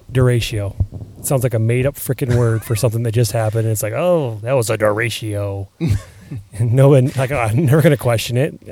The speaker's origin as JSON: {"language": "English", "region": "Iowa", "country": "United States", "said": "I'm proud when I go on vacation somewhere and hey, where are you from? And it's Iowa"}